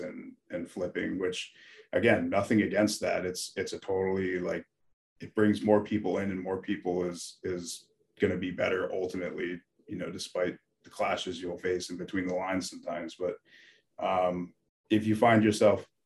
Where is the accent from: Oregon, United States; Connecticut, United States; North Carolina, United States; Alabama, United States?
Connecticut, United States; moved away as an adult; also born or lived in Carmel, New York; now in Norway; I was born in Carmel, New York, and grew up in Connecticut